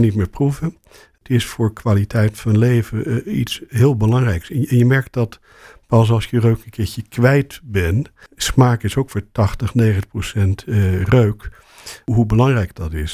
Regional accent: Rotterdam, South Holland, Netherlands; moved away as an adult; now in Amsterdam, Netherlands; ik kom uit Rotterdam en ik ben naar Amsterdam gegaan omdat ik ooit begonnen ben met tandheelkunde eh, studeren

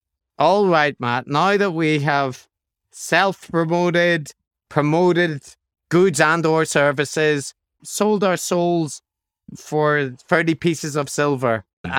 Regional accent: Northern Ireland, United Kingdom; accent: Northern Irish; I used to have a Northern Irish accent, but it's kind of created very hard for people to detect

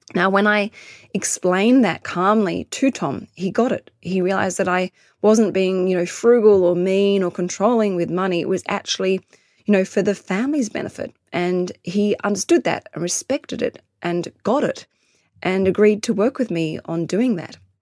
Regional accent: London, United Kingdom; now in Australia; I was born in London

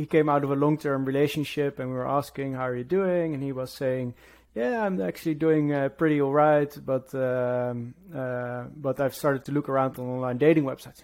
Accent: Netherlands; moved away as an adult; now in London, United Kingdom; from the Netherlands, living in London. I've been living here now for about 10 years

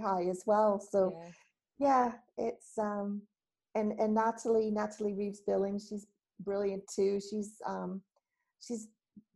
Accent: Canada; moved away as an adult; now in United Kingdom; I do live in the UK. I've been here 21 years, but I haven't lost my accent.

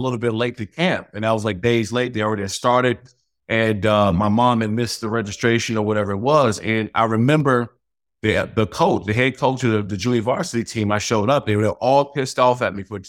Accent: Prince George's County, Maryland, United States; moved away; I grew up in Prince George's County, Maryland, man. Played high school there

